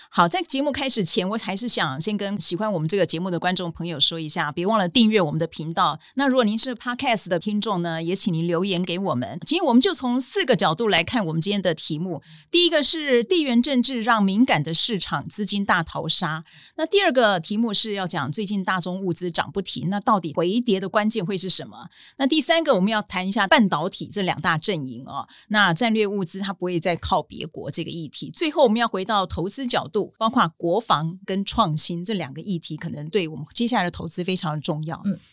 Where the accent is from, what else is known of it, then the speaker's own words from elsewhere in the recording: Taiwan; 应该讲说这一次的战争提醒我们台湾人说，我们不能只靠说觉得我们自己台湾战略地位很好